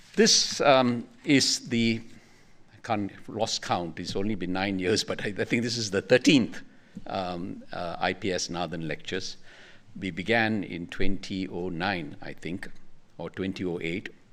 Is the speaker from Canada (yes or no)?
no; Singapore; we in Singapore